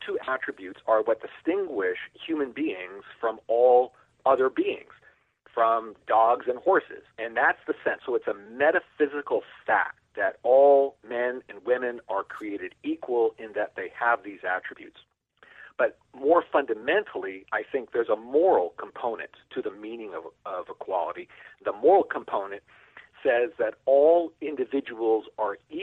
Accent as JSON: {"language": "English", "town": "Niagara Falls", "region": "Ontario", "country": "Canada", "tie": "born or raised there", "moved": "as an adult", "lives_now": "United States", "said": "When I was about 7 or 8 years old, living in Niagara Falls, Ontario, Canada"}